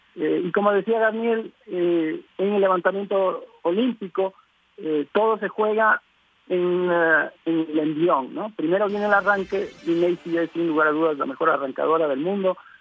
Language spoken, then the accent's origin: Spanish; Ecuador